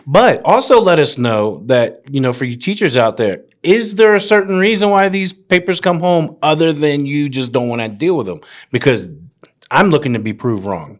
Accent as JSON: {"language": "English", "town": "Woodbridge", "region": "Virginia", "country": "United States", "tie": "born or raised there", "said": "four years, Garfield High School, Woodbridge, Virginia"}